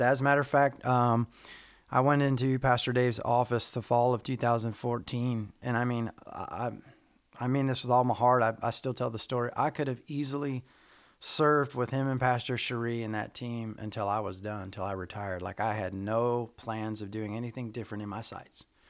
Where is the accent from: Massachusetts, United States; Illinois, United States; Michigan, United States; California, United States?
Michigan, United States; moved away as an adult; also born or lived in Arizona; now in Georgia, United States; originally from Michigan